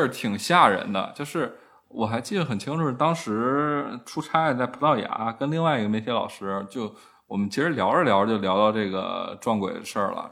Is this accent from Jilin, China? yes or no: no; Beijing, China; 虽然我爸妈是原来是东北人，但是其实他们也是年轻时候就来北京了